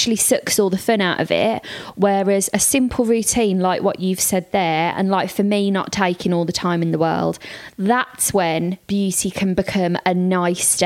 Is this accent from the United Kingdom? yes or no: yes; Birmingham, West Midlands, United Kingdom; also born or lived in Liverpool; I'm from Birmingham, went to uni in Liverpool